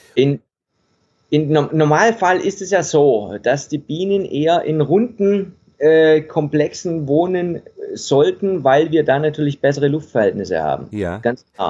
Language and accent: German; Stuttgart area, Baden-Württemberg, Germany; moved away as an adult; now in Denmark; ursprünglich komme ich aus dem Stuttgarter Raum. Ja. Das ein bisschen teilweise, ne? Und bayerisch, äh, äh, baden-württembergischen Raum, in dem Raum bin ich groß geworden